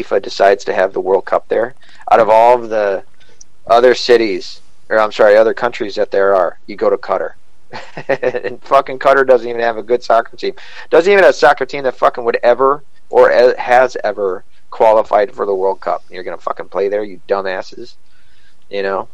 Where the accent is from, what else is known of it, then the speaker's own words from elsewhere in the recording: Scotland, United Kingdom; I'm Scottish